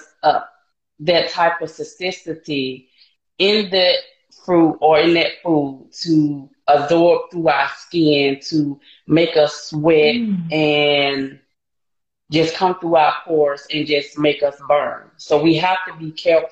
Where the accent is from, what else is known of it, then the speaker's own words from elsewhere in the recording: Montgomery, Alabama, United States; I grew up in Montgomery, Alabama, and I love it here